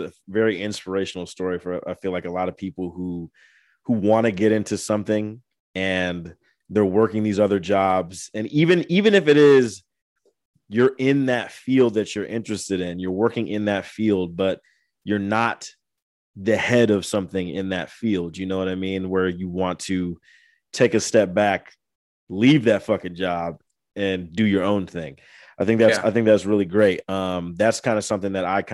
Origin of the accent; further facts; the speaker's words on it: Angola, Indiana, United States; moved away; I'm from Angola